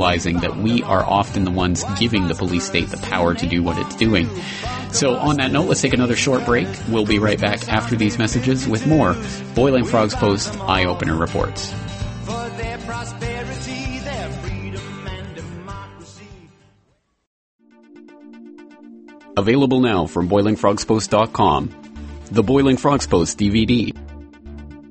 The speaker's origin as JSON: {"language": "English", "town": "Calgary", "region": "Alberta", "country": "Canada", "tie": "born or raised there", "said": "my hometown of Calgary, Canada"}